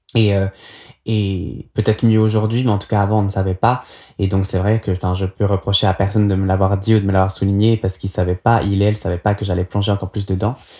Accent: Nyon, Vaud, Switzerland; j'ai grandi à Nyon, dans les Hauts de Nyon, dans une vieille maison des années 20 avec un grand jardin.

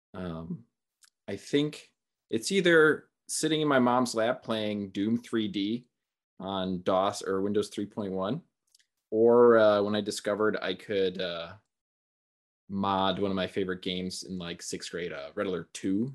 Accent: Milwaukee, Wisconsin, United States; also born or lived in Eau Claire, Wisconsin; I grew up in Milwaukee.

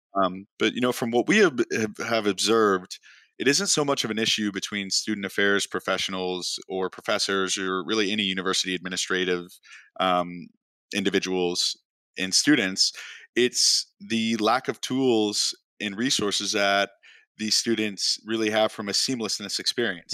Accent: Chicago, Illinois, United States; moved away as an adult; also born or lived in Oklahoma; I grew up in Chicago, and not a lot of kids from Chicago end up at school at Oklahoma State

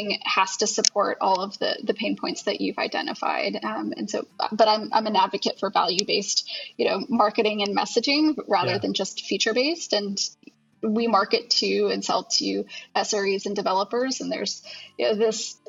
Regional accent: Houston, Texas, United States; now in Austin, United States; I'm from Houston originally

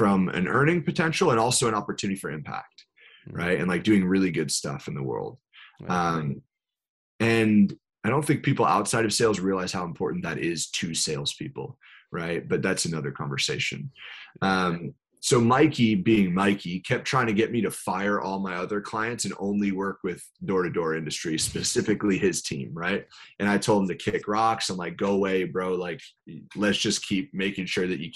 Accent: New York, United States; I'm from New York

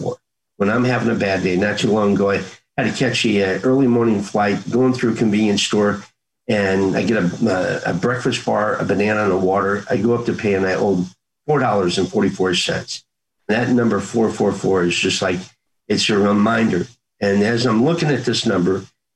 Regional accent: Krakow, Missouri, United States; also born or lived in St. Louis, Missouri; growing up in a small town of Krakow

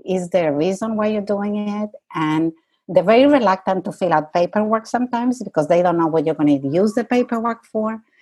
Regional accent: Santiago, Santiago Metropolitan Region, Chile; moved away as an adult; also born or lived in Canada; now in New York, United States; I was born in Santiago, Chile, and I left Chile when I was 20 years old in 1969

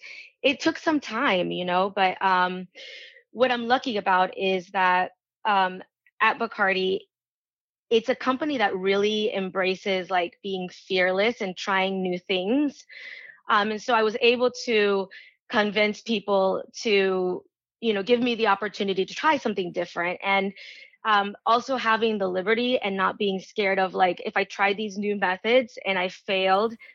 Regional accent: Venezuela; moved away; I was born in Venezuela and I was, you know, I grew up traveling

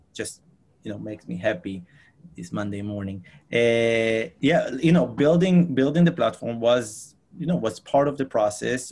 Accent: Israel; moved away as an adult; now in New York City, United States; I'm originally from Israel. I moved here to United States about six years ago

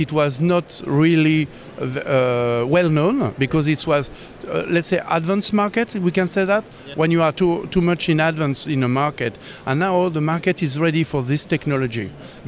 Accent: Paris, Île-de-France, France; Paris. I'm from Paris.

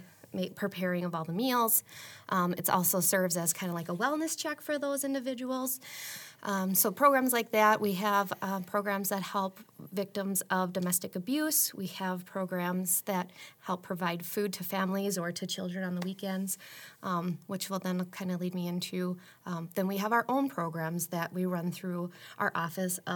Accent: Marshfield, Wisconsin, United States; I am originally from Marshfield, born and raised.

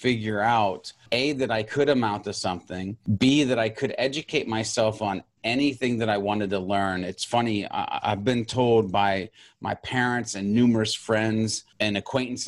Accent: Montana, United States; moved away; also born or lived in California; I grew up in Montana. And I was a country boy through and through

